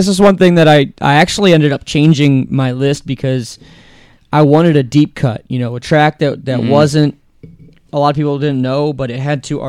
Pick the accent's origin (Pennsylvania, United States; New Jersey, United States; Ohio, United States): Ohio, United States; Akron; West Akron, what up?